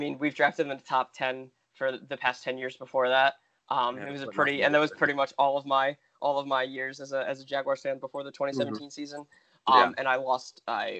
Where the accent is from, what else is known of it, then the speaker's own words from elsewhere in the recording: New York, United States; also born or lived in New Jersey; Yeah. Yep, New Jersey, New York. Yep.